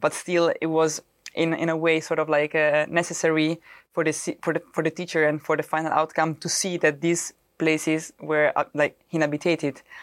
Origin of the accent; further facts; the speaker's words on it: Rome, Lazio, Italy; English is a second language; moved away as an adult; also born or lived in Milan, Italy; now in Netherlands; I come from Rome and moving in Milano